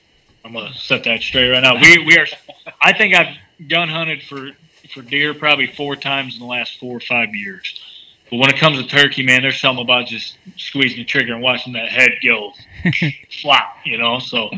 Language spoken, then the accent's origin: English; Michigan, United States; he's from PA, I'm from Michigan.